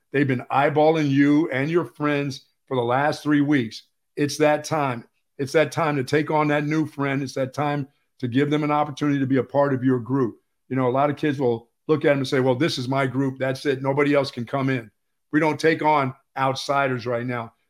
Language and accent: English; Pennsylvania, United States; moved away; I grew up in Pennsylvania